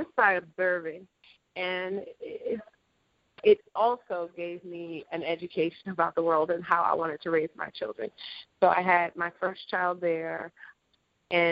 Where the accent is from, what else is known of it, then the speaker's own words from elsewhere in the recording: Baltimore, Maryland, United States; moved away as an adult; also born or lived in Europe / Japan; I was raised in Baltimore